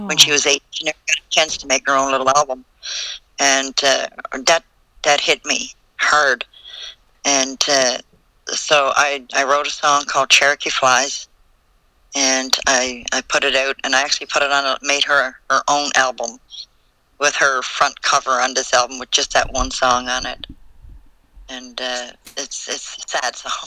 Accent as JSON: {"language": "English", "region": "Newfoundland and Labrador", "country": "Canada", "moved": "yes", "said": "I'm originally from Newfoundland, so my slang is really bad"}